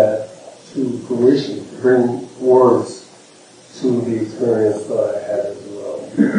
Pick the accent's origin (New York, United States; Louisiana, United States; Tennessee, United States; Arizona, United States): New York, United States; moved away; I'm of your age group, and I grew up in New York, where my parents were from the West Indies, from Barbados, Panama, St. Thomas.